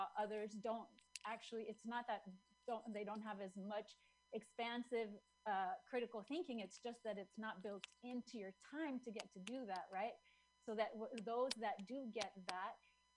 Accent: Chile; moved away; I'm from Chile.

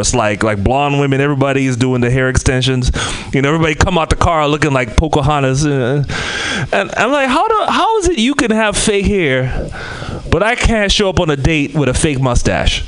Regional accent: Trinidad & Tobago; moved away; I'm from the Caribbean, Trinidad and Tobago

